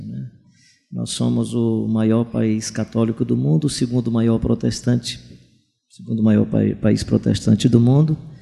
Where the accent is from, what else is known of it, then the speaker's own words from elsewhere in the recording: Brazil; como brasileiro